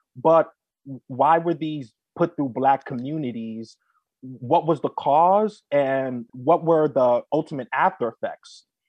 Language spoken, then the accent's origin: English; New York City, New York, United States; my humble story begins in the South Bronx. I was, you know, raised there in Mitchell Projects